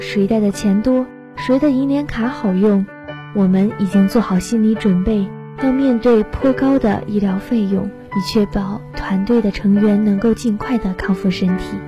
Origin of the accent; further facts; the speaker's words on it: China; 我们中国人常说穷家富路